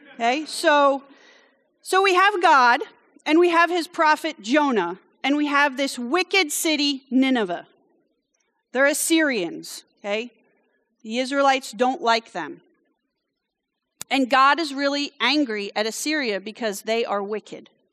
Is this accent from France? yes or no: yes; France; moved away; I grew up in France, so when I get indignant, it comes out in French.